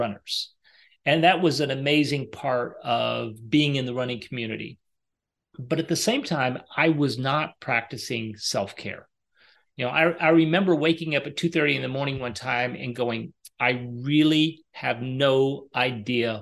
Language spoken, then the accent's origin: English; Arkansas, United States; moved away; I'm from Arkansas